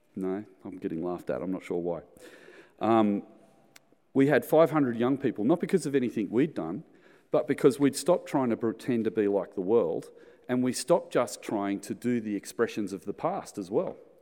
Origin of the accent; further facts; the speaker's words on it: Australia; in the nineteen seventies, when I was growing up in Sunday school, there was only a hundred kids in the Sunday school